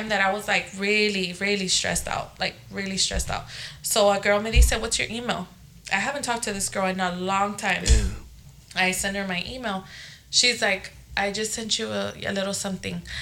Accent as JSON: {"language": "English", "town": "Long Beach", "region": "California", "country": "United States", "tie": "born or raised there", "said": "because I mean, I grew up here in Long Beach. I know people know me and and they know my past"}